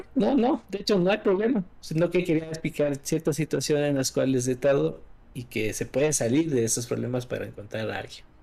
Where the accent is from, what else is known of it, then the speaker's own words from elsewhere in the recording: Quito, Pichincha, Ecuador; soy de Ecuador, de la capital Quito